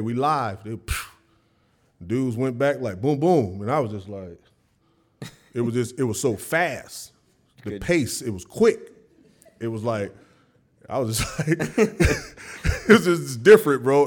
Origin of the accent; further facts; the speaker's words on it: the South, United States; I was from the South